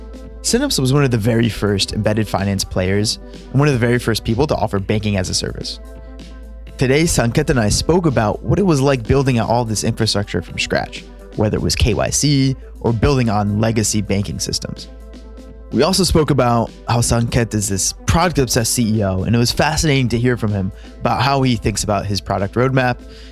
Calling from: Philadelphia, Pennsylvania, United States; I'm calling in from Philadelphia. Just left campus not too long ago.

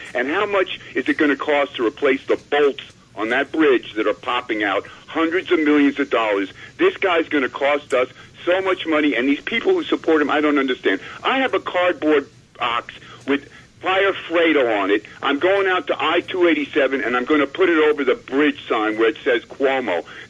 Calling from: White Plains, New York, United States; in White Plains.

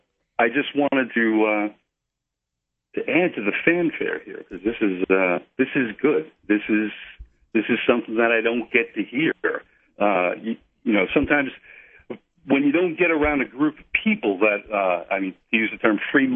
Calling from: Daytona Beach, Florida, United States; Daytona Beach, Florida

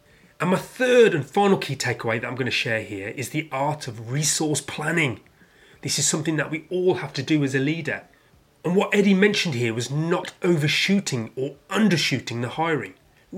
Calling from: London, United Kingdom

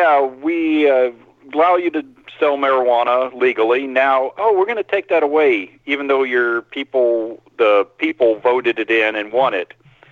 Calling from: Florida, United States; from Florida.

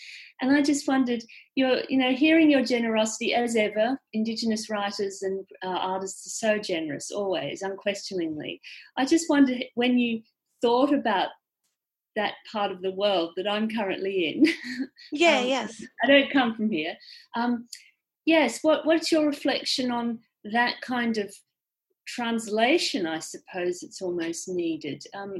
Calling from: London, United Kingdom; Yes. Hi. I'm listening in from London.

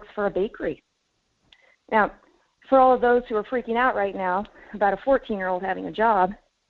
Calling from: Fairbanks, Alaska, United States; Hey, Michael … Fairbanks.

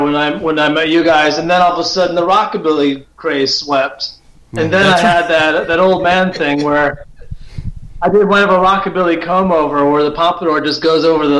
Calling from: St. Louis, Missouri, United States; I'm outside of St. Louis.

